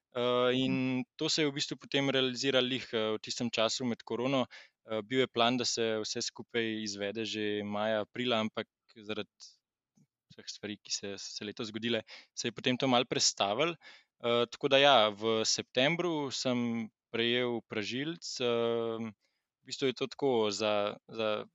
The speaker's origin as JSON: {"language": "Slovenian", "country": "Slovenia"}